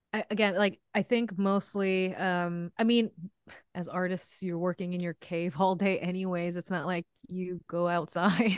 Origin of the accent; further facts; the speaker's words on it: New York, United States; I grew up in New York. I've lived here all my life.